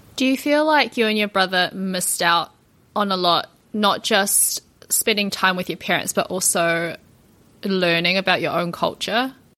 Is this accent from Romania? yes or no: no; New Zealand; also born or lived in Japan; I'm from New Zealand